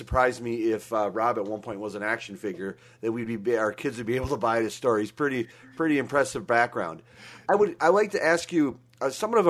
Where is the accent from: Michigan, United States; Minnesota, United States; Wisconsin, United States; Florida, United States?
Minnesota, United States; growing up in Minnesota